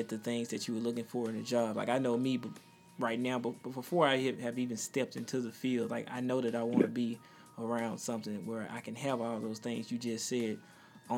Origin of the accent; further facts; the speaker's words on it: Mississippi, United States; Coming from Mississippi